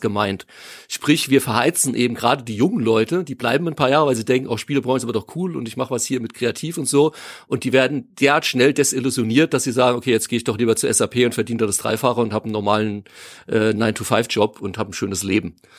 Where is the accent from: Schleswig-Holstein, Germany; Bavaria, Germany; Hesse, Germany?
Hesse, Germany; near Freigericht; aus dem Nachbarort, wo ich aufgewachsen bin